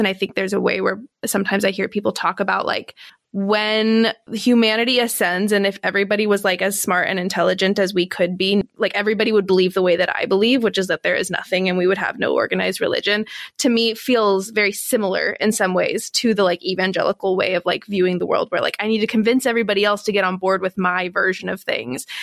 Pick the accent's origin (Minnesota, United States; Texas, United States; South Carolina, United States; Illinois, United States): Texas, United States; being a Texan